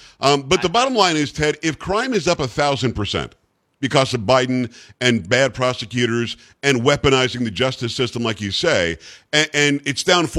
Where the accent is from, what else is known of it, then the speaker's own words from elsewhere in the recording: New York, United States; now in Texas, United States; I'm a Yankee fan. I'm from New York originally. I've lived in Texas a long time now.